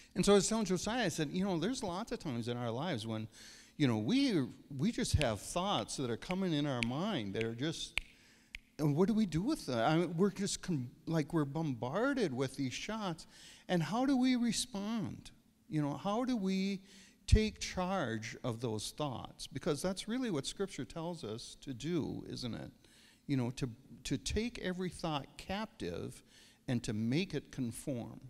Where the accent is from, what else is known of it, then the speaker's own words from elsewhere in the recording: Verndale, Minnesota, United States; also born or lived in Pine River; I grew up in Verndale, farm kid